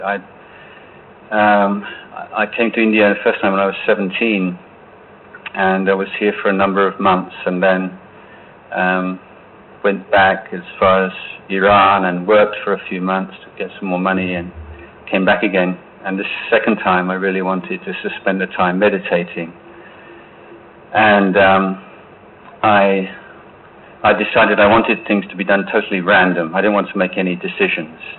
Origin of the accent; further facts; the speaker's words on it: England, United Kingdom; moved away as an adult; I'm I'm English. We don't do things like that in England